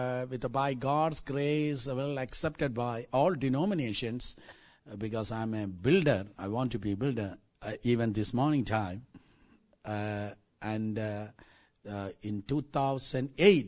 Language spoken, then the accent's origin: English; South India, India; I'm from South India